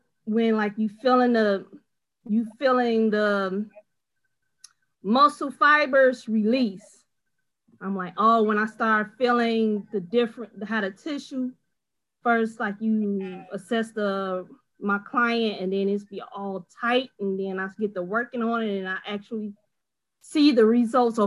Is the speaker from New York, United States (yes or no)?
no; Chicago, Illinois, United States; Jeffrey Manor, the south side of Chicago